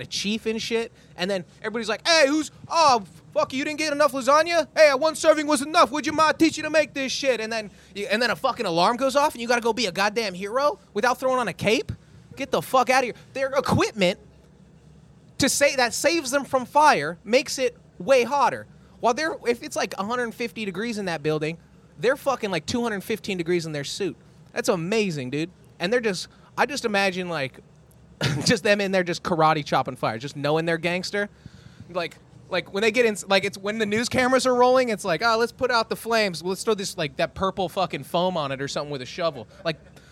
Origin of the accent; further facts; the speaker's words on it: Tehachapi, California, United States; my hometown, Tehachapi, California